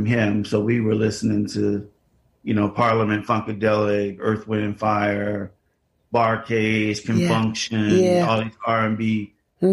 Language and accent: English; Chicago, Illinois, United States; I am born and raised in Chicago, in the city, south side of Chicago